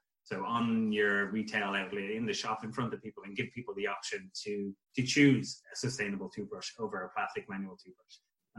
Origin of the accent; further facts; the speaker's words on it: Ashbourne, County Meath, Ireland; I'm from Ashburn as well. So yeah, obviously from the same place.